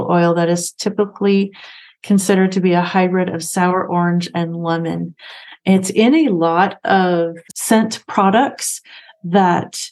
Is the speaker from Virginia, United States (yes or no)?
no; Washington, United States; also born or lived in Springville, Utah; now in Salem, Utah, United States; I was raised in Washington State